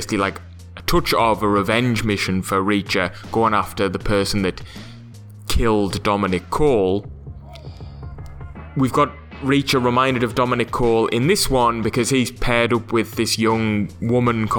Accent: England, United Kingdom; I say that as an Englishman.

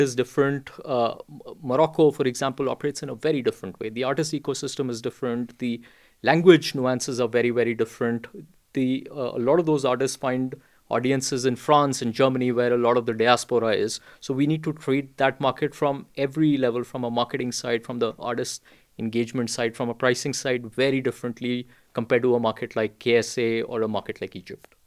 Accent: India; I was born and raised in India

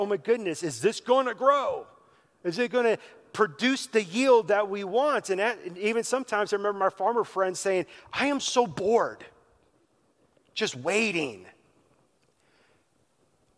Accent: Wisconsin, United States; Growing up in Wisconsin, on a good day and a bad day, you could always smell the farm

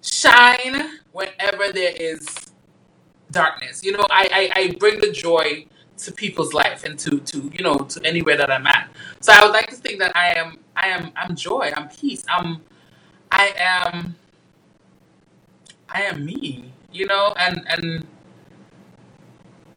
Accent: U.S. Virgin Islands; moved away as an adult; also born or lived in Dominica; now in United States; So Dominica, is my hometown. I was born in Dominica. I was raised in St. Thomas.

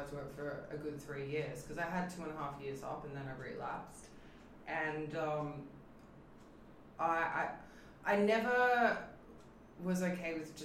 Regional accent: Australia; moved away; I'm from Australia

